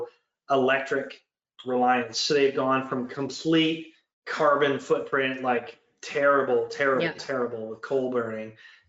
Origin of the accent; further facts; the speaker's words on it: Canada; sorry, but I'm Canadian, half American, half Ukraine, half this. Doesn't matter. I'm from all over the country in the world